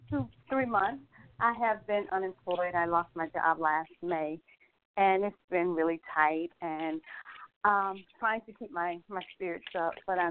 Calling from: Atlanta, Georgia, United States; I'm calling from Atlanta, Georgia.

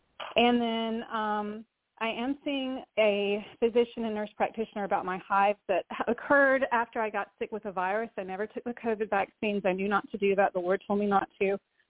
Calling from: Valdosta, Georgia, United States; from Georgia, Valdosta.

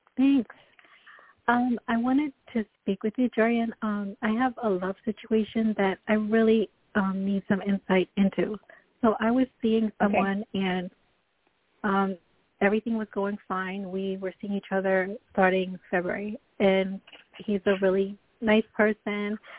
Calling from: Florida, United States; I'm calling from Florida.

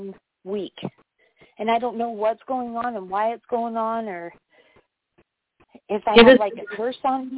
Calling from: Wyoming, United States; I'm calling from Wyoming

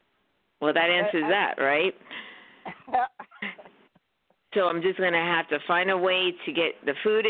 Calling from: New York City, New York, United States

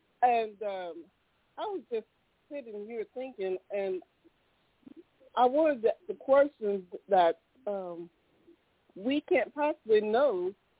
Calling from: Tyler, Texas, United States; I'm calling from Tyler, Texas.

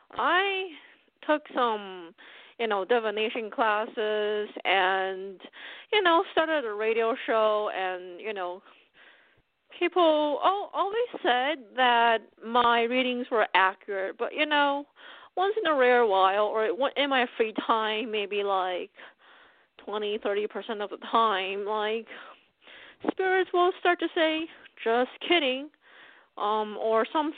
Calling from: Pennsylvania, United States; I'm calling from Pennsylvania, U.S.

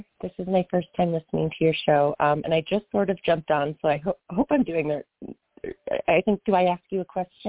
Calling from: outside of Boston, Massachusetts, United States; I'm calling from outside of Boston.

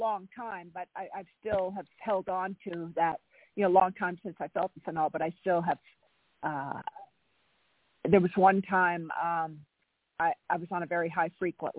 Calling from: California, United States; Thank you, Charlotte. This is …. I'm in California.

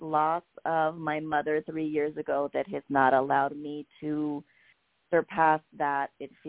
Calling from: Colorado, United States; I'm calling from Colorado.

